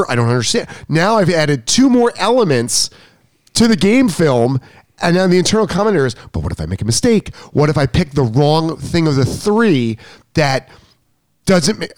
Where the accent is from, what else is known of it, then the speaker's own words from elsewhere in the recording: New York, United States; I'm a New Yorker. Yeah, hurry up. New York minute.